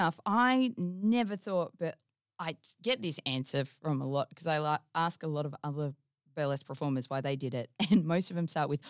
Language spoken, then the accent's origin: English; Geraldton, Western Australia, Australia; I grew up in Geraldton.